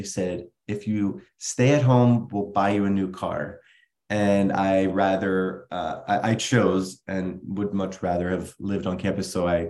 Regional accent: Vineland, New Jersey, United States; moved away as an adult; now in Naples, United States; So I grew up in Vineland, was born there, lived there, graduated from Vineland High School in 2004.

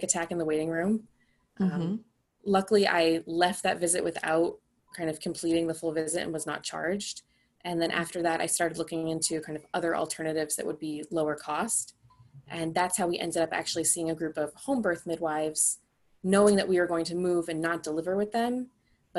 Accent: Boston, Massachusetts, United States; moved away as an adult; also born or lived in Denver area; We're from the Boston area

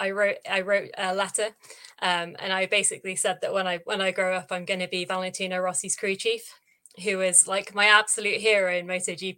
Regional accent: Shropshire, West Midlands, United Kingdom; I'm from Shropshire, which is a nice rural part of the UK.

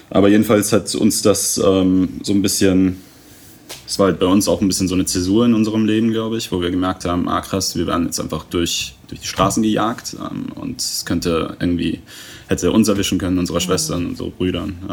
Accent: Iran; born there; also born or lived in England; ich bin nur im Iran geboren, weil wir ähm, in England noch keine Aufenthaltsgenehmigung hatten und immer wieder zurück mussten.

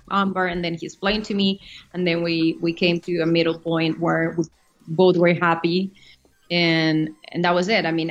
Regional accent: Mexico; moved away as an adult; also born or lived in New York; now in United States; I come from Mexico. I've been in the States for the last 3 years, but I moved to the States when I was 18 to study acting

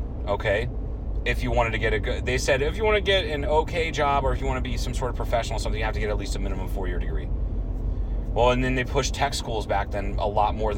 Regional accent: Troy, Ohio, United States; my hometown, Troy, Ohio

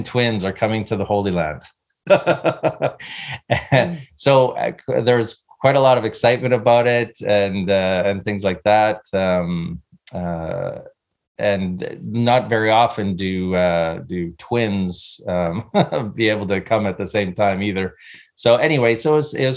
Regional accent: Canada; moved away as an adult; now in California, United States; I grew up in Canada.

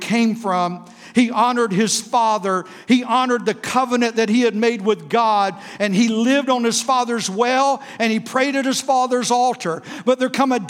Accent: South Florida, United States; We grew up in South Florida with no air conditioning.

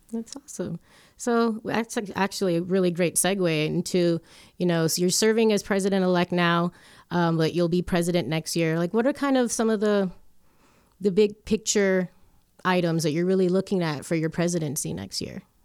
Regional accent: Hialeah, Florida, United States; moved away as an adult; also born or lived in Chicago; now in Colorado, United States; back home in Hialeah.

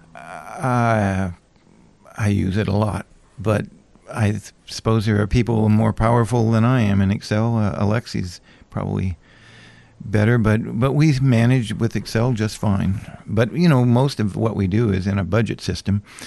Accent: Anchorage, Alaska, United States; moved away; also born or lived in Hawaii / Madison, Wisconsin; I grew up in Anchorage and left when I was, oh, just around sixty-three, about time of the earthquake and came back in seventy-eight

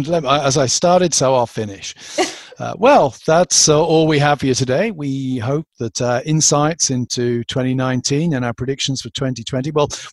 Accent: England, United Kingdom; moved away; It's just that as an Englishman

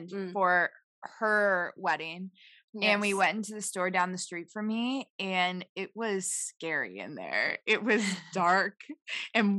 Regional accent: Midwest, United States; growing up in the Midwest

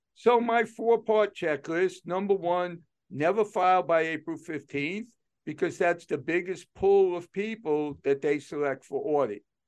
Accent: New York City, New York, United States; moved away; I grew up in New York City, so I learned to be aggressive with people

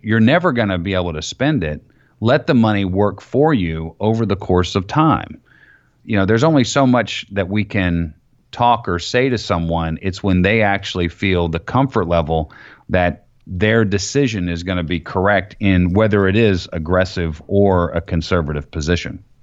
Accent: Florida, United States; I grew up in Florida

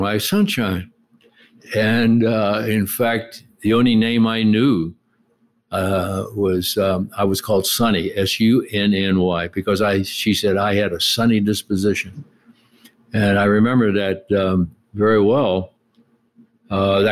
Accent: Pittsburgh, Pennsylvania, United States; We grew up in Pittsburgh, lived in a rough neighborhood

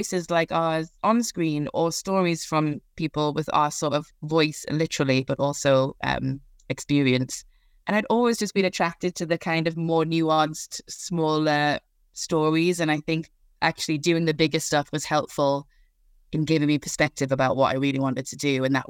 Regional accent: Newcastle, North East England, United Kingdom; I'm from Newcastle, hence the sort of twang of an accent.

